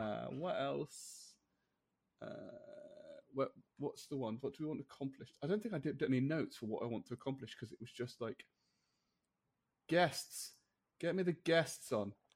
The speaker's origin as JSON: {"language": "English", "country": "United Kingdom", "said": "I'm British"}